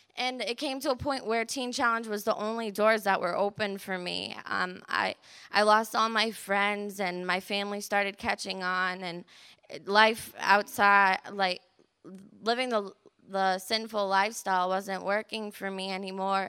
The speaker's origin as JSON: {"language": "English", "town": "Hebron", "region": "Connecticut", "country": "United States", "said": "I'm nineteen years old, and I'm from Hebron, Connecticut"}